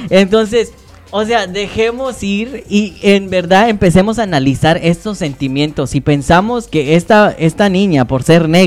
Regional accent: Mexico; nosotros como mexicanos también somos parte de implementar este racismo

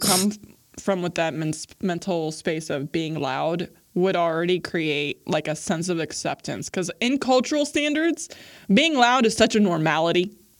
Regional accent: Midwest, United States; I grew up biculturally of being American and then being Arab and growing up Muslim and then growing up in America.

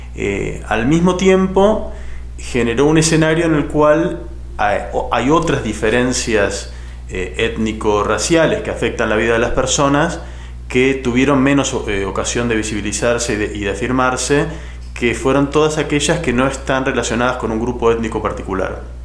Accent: Argentina; soy historiador de Argentina, trabajo en la Universidad Nacional de San Martín y en el CONICET, que es la agencia pública de, investigación de mi país

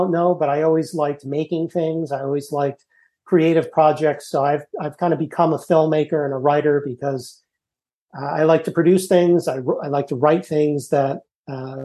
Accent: Martha's Vineyard, Massachusetts, United States; also born or lived in Hanover, New Hampshire; I grew up in Martha's Vineyard.

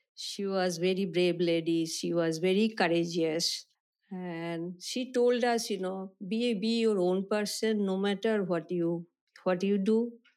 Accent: Kolkata, West Bengal, India; I was born in India, Calcutta

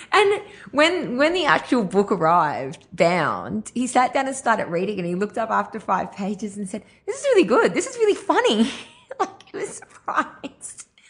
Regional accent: Grafton, New South Wales, Australia; moved away; also born or lived in Ireland / Brisbane / Gold Coast; us being in Grafton

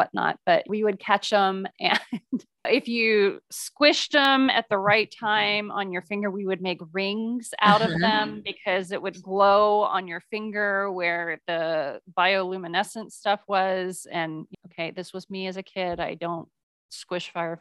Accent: Midwest, United States; I grew up in the Midwest

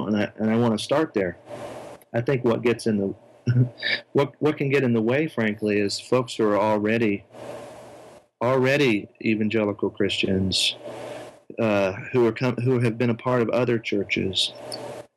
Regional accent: United States; as an American

